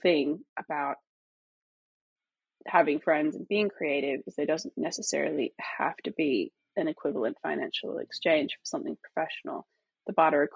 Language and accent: English; Australia; moved away; also born or lived in Los Angeles; I grew up in Australia and then I moved to Los Angeles, which is exactly the same as my hometown